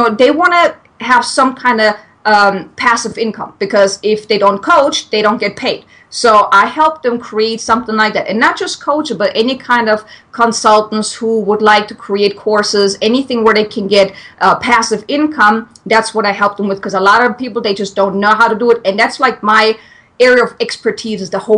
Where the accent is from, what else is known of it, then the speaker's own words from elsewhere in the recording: Germany; English is a second language; moved away as an adult; now in United States; I'm from Germany. So if anyone is wondering where this weird accent is coming from, I'm German.